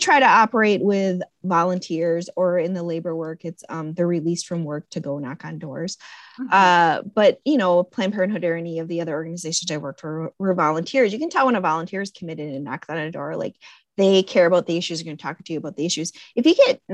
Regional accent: Connecticut, United States; I'm from Connecticut

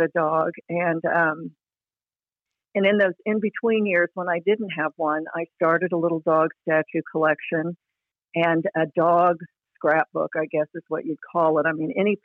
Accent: Oklahoma City, Oklahoma, United States; I grew up in Oklahoma City

